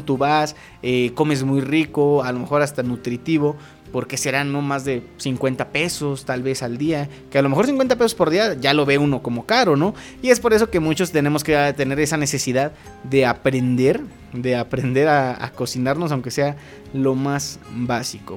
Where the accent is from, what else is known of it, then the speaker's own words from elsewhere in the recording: Acambay, State of Mexico, Mexico; los dos somos de aquí de Acambay